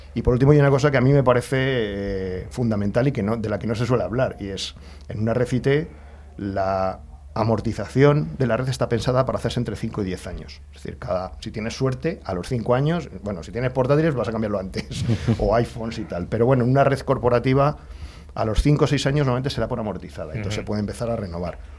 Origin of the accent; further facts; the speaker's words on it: Alcorcón, Community of Madrid, Spain; nací, o sea, el hospital estaba en Madrid, yo me he criado en Alcorcón.